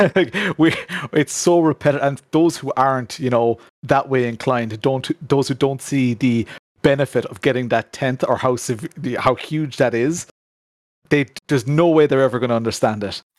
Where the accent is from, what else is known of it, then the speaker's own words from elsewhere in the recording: Ireland; within Ireland, you know, a lot of people refer to me as that Irish sim racer, you know, that that Irish YouTuber